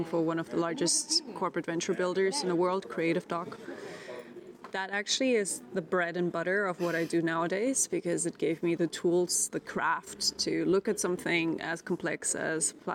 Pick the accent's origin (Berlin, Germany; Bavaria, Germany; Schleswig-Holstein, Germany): Berlin, Germany; now in Lisbon, Portugal; I am originally from Berlin, but I live in Lisbon now